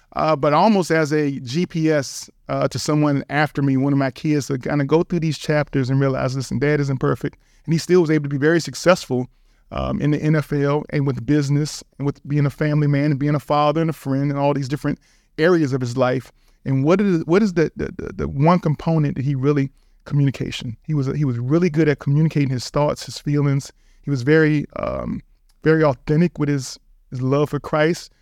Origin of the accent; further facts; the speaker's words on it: Richmond, Virginia, United States; East Coast guy, born and raised in Richmond, Virginia